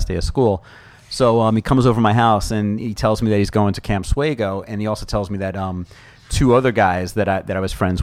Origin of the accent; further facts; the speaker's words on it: Roslyn, New York, United States; also born or lived in Oceanside, New York; I grew up in Roslyn. A few years in Oceanside when I was younger, and then Roslyn